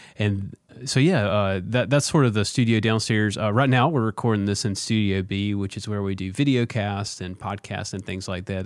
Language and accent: English; Vancleave, Mississippi, United States; moved away; also born or lived in Jackson, Mississippi; I grew up in Van Cleve, which is the country